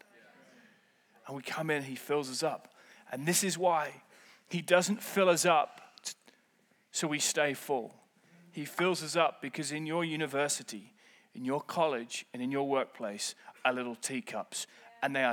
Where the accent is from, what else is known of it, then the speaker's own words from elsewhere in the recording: United Kingdom; I'm British